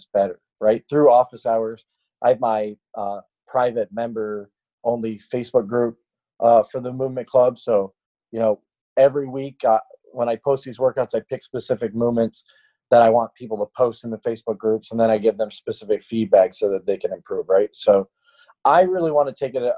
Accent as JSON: {"language": "English", "region": "upstate New York", "country": "United States", "tie": "born or raised there", "said": "I grew up in a very small town in upstate New York, maybe 90 miles north of Syracuse"}